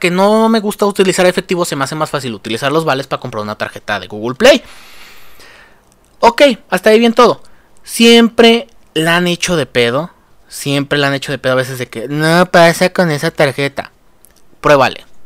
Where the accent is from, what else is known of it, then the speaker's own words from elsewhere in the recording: Mexico; Porque somos mexicanos y los mexicanos somos corruptos